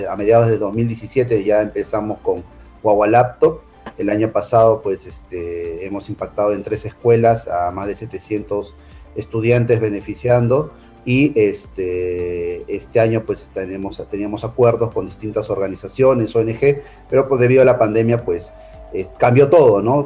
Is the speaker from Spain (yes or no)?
no; Peru; como personas eh, y peruanos